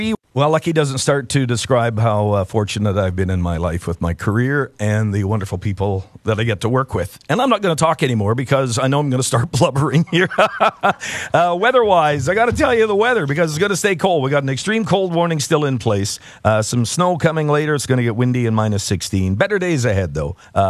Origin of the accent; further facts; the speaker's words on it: Pierson, Manitoba, Canada; moved away; My hometown, Pearson, Manitoba, right down in the southwest corner.